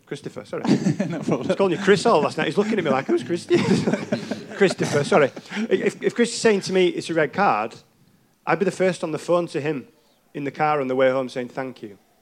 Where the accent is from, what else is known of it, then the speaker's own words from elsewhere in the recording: England, United Kingdom; as an English referee